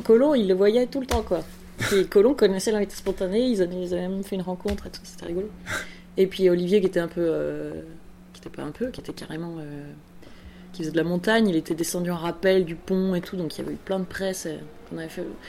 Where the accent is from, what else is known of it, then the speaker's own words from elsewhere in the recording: Strasbourg, Grand Est, France; je suis née à Strasbourg, comme, comme Mathieu